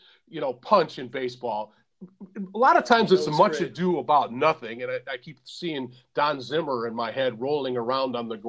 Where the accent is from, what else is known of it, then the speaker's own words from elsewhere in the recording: Detroit, Michigan, United States; I'm from Detroit